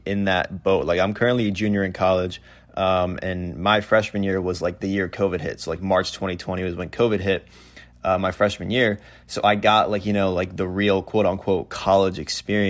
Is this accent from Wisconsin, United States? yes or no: no; Fairfield County, Connecticut, United States; moved away as an adult; also born or lived in New Hampshire; I'm actually from Fairfield County in Connecticut. That's where I grew up.